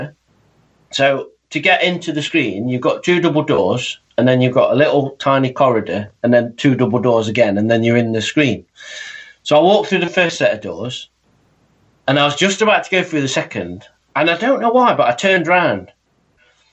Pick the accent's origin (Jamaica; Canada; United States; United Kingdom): United Kingdom; I'm British